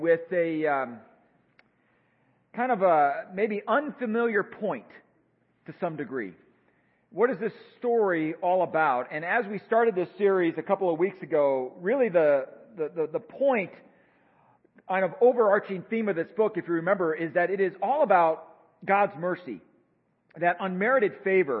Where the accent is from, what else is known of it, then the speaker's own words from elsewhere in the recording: United States; I think myself as an American